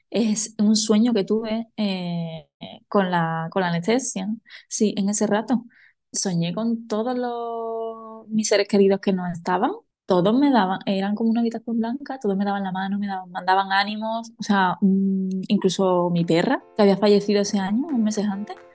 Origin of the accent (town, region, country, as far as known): Seville, Andalusia, Spain; moved away as an adult; also born or lived in Madrid; now in Albufeira, Portugal